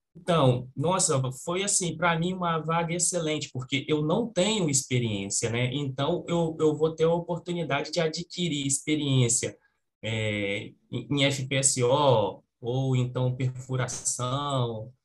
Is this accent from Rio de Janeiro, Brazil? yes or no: no; Espírito Santo, Brazil; eu sou do Espírito Santo